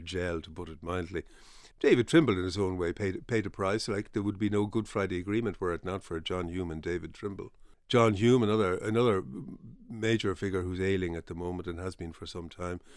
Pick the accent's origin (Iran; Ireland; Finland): Ireland; Dublin, Leinster; also born or lived in Belfast; I was from Dublin, and I never envisaged actually making my home in Belfast, so I was, I was happy to move back